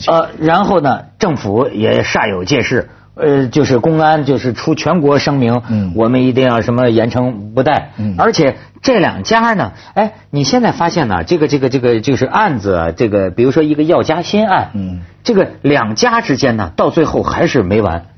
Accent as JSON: {"language": "Chinese", "town": "Shijiazhuang", "region": "Hebei", "country": "China", "tie": "born or raised there", "moved": "yes", "said": "我小时候就在石家庄"}